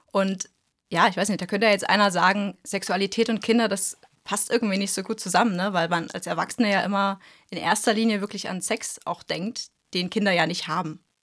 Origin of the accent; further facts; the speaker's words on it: East Germany, Germany; wir kommen ja aus dem Osten